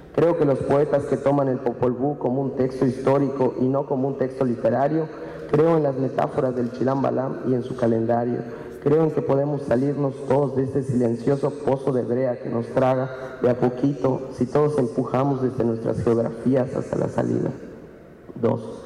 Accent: Maya people, Yucatán, Mexico

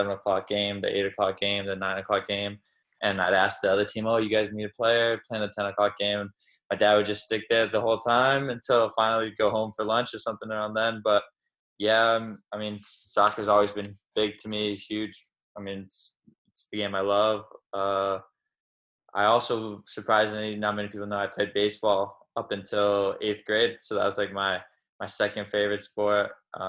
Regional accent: Connecticut, United States; born or raised there; also born or lived in Springfield, Massachusetts

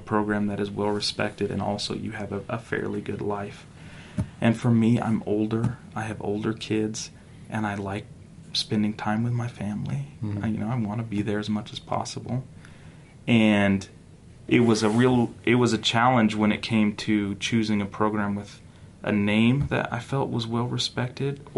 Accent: North Carolina, United States; now in Utah, United States; I grew up in North Carolina.

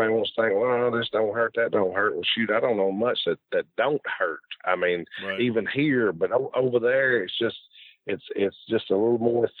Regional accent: United States; it's the whole other deal is we're from the States and they're Japanese and you're over there in their country

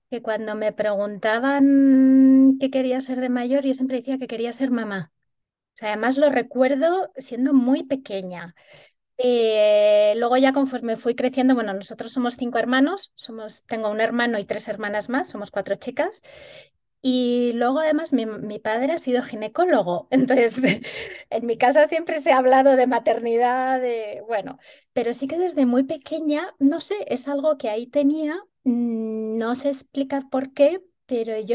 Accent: Pamplona, Navarre, Spain; yo soy de Pamplona, nací en Pamplona y sigo viviendo allí.

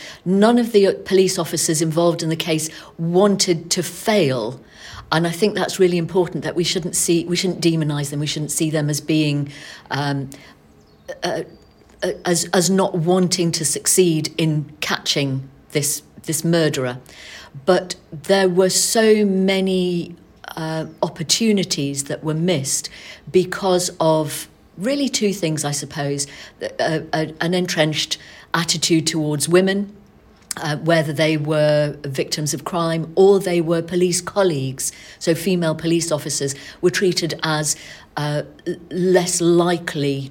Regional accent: Manchester, North West England, United Kingdom; moved away; I was born and brought up in Manchester moved away in 1975

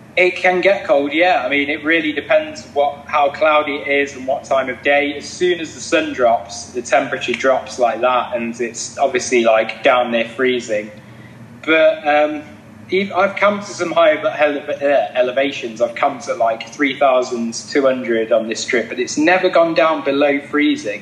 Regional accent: Leicester, East Midlands, United Kingdom; I'm from Leicester in England

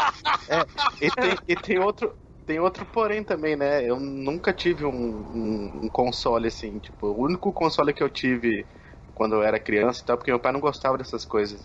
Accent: interior of Mato Grosso do Sul, Brazil; eu sou do interior aqui do Mato Grosso do Sul

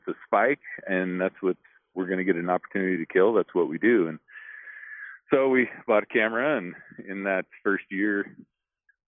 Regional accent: Oregon, United States; I grew up in Oregon

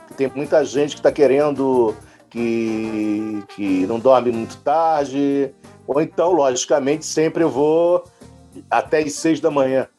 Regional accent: Rio de Janeiro, Brazil; now in São Paulo, Brazil; Sou carioca, mas estou aqui em São Paulo já há 15 anos

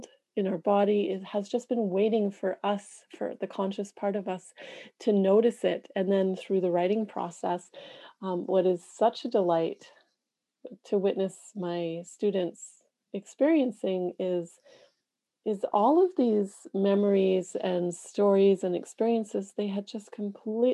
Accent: Canada; being a Canadian in a country, Canada

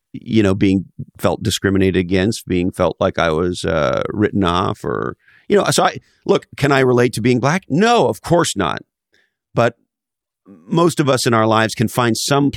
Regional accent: Montreal, Quebec, Canada; I grew up in Montreal, Canada, and growing up in the 70s in Quebec, Canada

